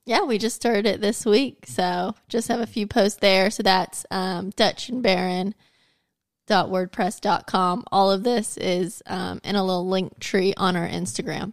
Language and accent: English; United States; I'm American